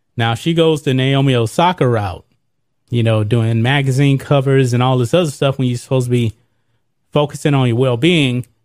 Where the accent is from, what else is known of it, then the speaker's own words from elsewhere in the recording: United States; I'm an American